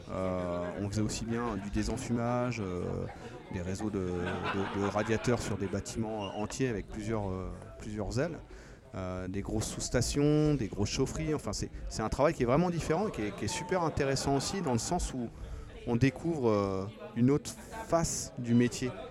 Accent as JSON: {"language": "French", "region": "Brittany", "country": "France", "moved": "yes", "lives_now": "Grenoble, France", "said": "Non, je suis breton. Je ne suis pas français, je suis breton"}